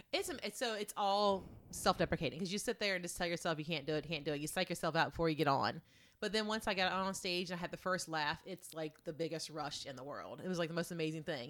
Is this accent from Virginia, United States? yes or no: yes; Eastern Shore of Virginia, United States; Moved to the Eastern Shore of Virginia, across the bridge, the Chesapeake Bay Bridge Tunnel